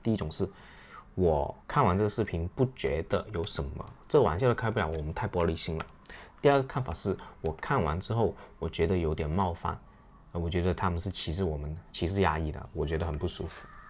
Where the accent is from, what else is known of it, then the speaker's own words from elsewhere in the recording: China; 我们亚洲人，特别是我们中国人